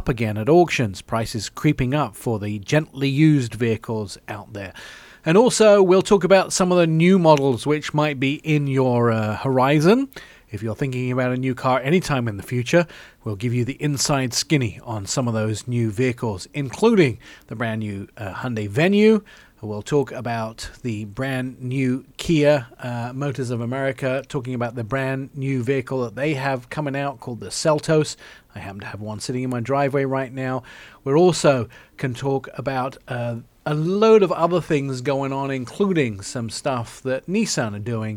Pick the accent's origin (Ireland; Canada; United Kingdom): United Kingdom; England; moved away; I grew up in England